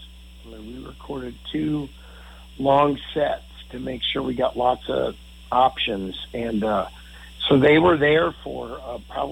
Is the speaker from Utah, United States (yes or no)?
no; St. Louis, Missouri, United States; now in Nederland, United States; I grew up in St. Louis